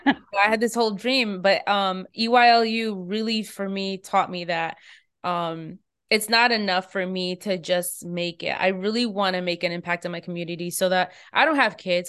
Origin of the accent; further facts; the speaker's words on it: United States; I'm an American.